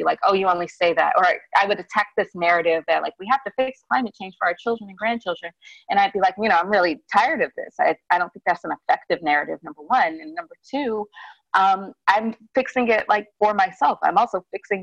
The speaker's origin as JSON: {"language": "English", "town": "Birmingham", "region": "Alabama", "country": "United States", "tie": "born or raised there", "said": "I grew up in Birmingham, which is like the big seat of my family"}